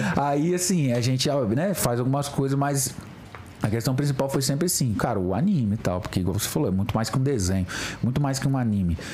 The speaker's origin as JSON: {"language": "Portuguese", "town": "Mimoso do Sul", "region": "Espírito Santo", "country": "Brazil", "tie": "born or raised there", "said": "lá na minha cidade, Mimoso do Sul, Espírito Santo"}